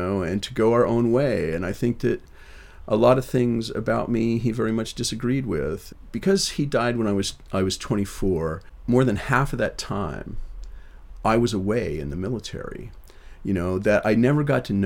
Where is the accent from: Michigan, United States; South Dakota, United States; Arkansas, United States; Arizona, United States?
South Dakota, United States; Rapid City; now in Boston, United States; We grew up in Rapid City, South Dakota, just a few blocks from Canyon Lake Park